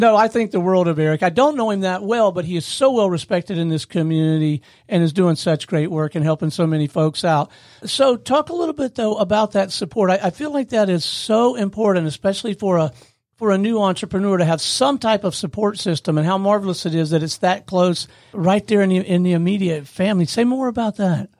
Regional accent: Pensacola, Florida, United States; I grew up in Pensacola, Florida

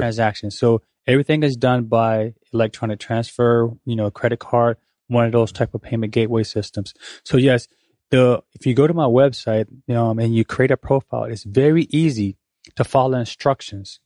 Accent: Pensacola, Florida, United States; also born or lived in Korea; I am from Pensacola, play basketball here, went off to college

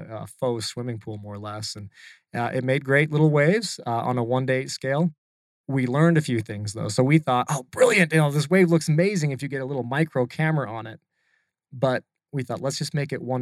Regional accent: Utah, United States; moved away as an adult; also born or lived in California; now in Arizona, United States; I'm still from Utah. So I'm like the maybe top 10% of surfers from Utah

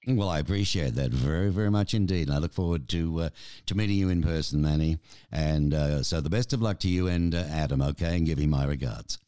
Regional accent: Australia; now in Tucson, United States; I'm Australian

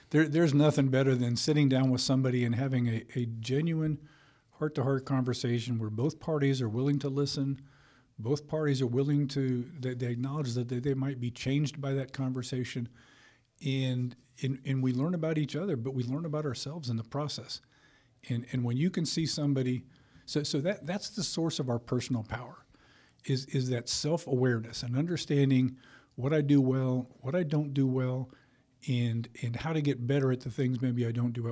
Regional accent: Colorado, United States; also born or lived in Texas / Illinois; now in Georgia, United States; I grew up in Colorado

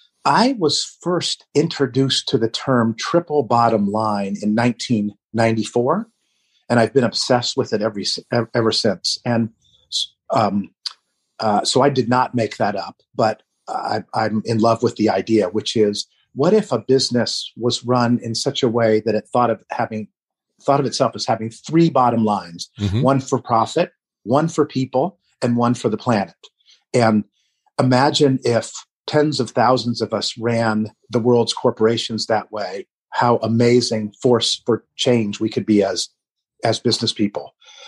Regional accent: Vermont, United States; they're from my home state of Vermont as well.

